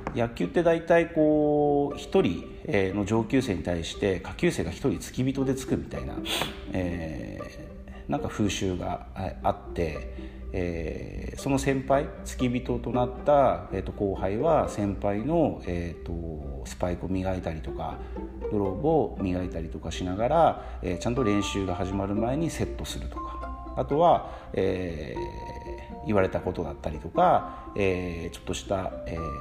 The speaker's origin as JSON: {"language": "Japanese", "region": "Kumamoto", "country": "Japan", "tie": "born or raised there", "said": "生まれは、えー、九州熊本です熊本県熊本市小山町っていうところに生まれました"}